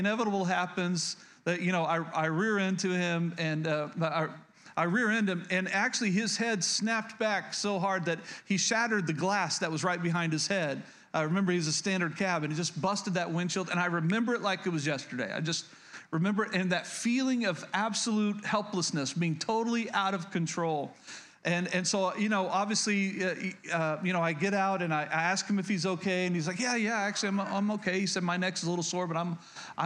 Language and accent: English; Oklahoma, United States; moved away; I was born and raised in Oklahoma